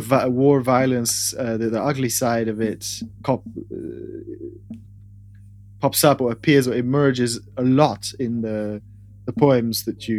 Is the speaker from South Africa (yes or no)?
no; Switzerland; moved away; Because I grew up in Switzerland